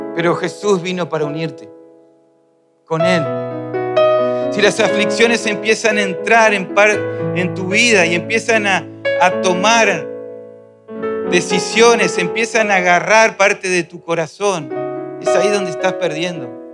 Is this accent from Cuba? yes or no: no; Argentina